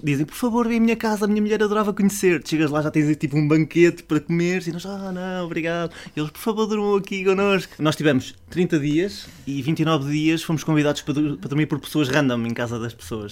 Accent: Portugal; eu sou português

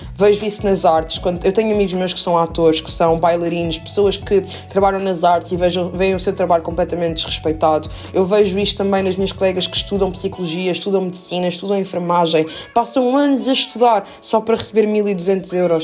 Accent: Lisbon, Portugal; also born or lived in Minas Gerais, Brazil; eu vim para Portugal com 3 anos de idade

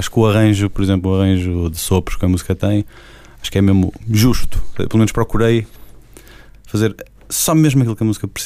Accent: Portugal; Apesar de tudo, sou português

